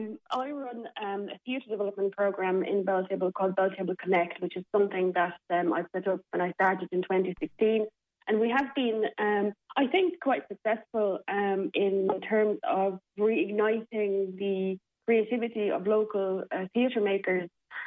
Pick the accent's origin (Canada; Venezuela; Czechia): Czechia; now in Limerick, Ireland; I'm from the Czech Republic, so my mother, father, my sisters and my nephews and nieces are all back in the Czech Republic, yes.